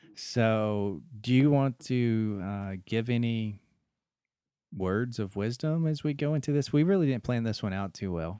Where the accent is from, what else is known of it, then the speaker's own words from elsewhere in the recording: Deep South, United States; moved away; growing up in the Deep South.